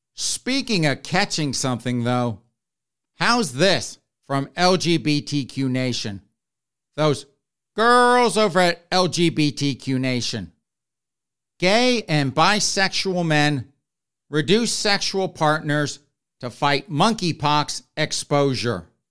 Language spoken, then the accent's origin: English; the South, United States; I grew up in the South